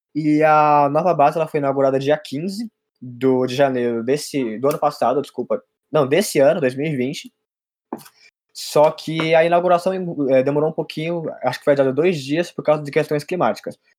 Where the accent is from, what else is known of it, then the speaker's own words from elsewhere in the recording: Guarulhos, São Paulo, Brazil; eu sou de Guarulhos